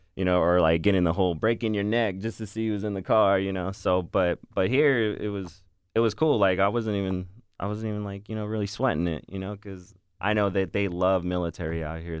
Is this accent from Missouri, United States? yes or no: no; Northern California, United States; moved away as an adult; I am from Northern California